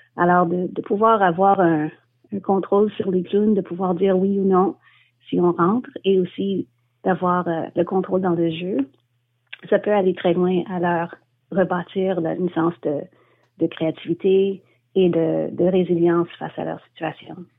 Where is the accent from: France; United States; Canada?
Canada; Montreal, Quebec; also born or lived in Scotland; quand je suis revenue à Montréal, je suis montréalaise